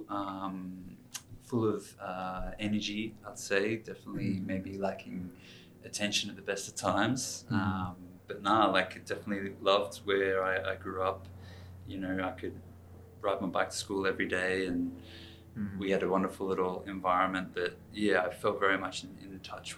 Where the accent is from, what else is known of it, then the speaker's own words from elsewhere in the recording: Canberra, Australian Capital Territory, Australia; moved away as an adult; also born or lived in United States; Born in the US, just popped out when my parents were living their training. But yeah, grew up in Canberra